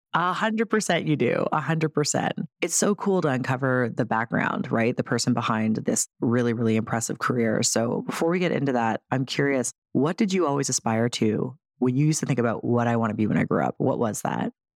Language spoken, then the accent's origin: English; Toronto area, Ontario, Canada; we're both from Toronto adjacent, right? The six